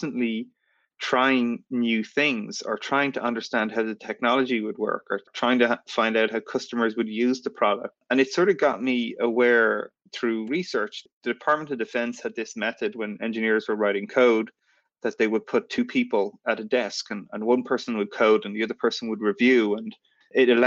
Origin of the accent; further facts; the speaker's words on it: Ireland; moved away as an adult; also born or lived in San Francisco, United States; I grew up in Ireland and I got a student visa to come and work in the US